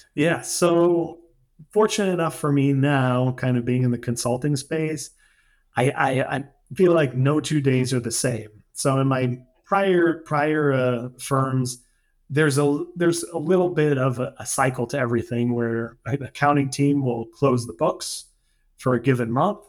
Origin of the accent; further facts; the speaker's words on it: New Hampshire, United States; moved away as an adult; now in Syros, Greece; I grew up in New Hampshire, which is, you know, it's it's kind of a small state in northern New England